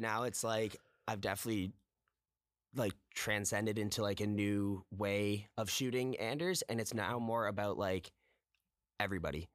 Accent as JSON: {"language": "English", "town": "Toronto", "region": "Ontario", "country": "Canada", "tie": "born or raised there", "also_born_or_lived": "Guelph", "said": "I'm actually from Toronto, born and raised here, uh, in the West End"}